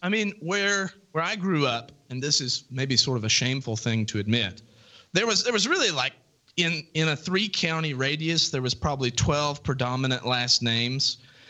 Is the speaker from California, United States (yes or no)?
no; Bristol, Tennessee, United States; born there; I was born in Bristol, Tennessee, by the way.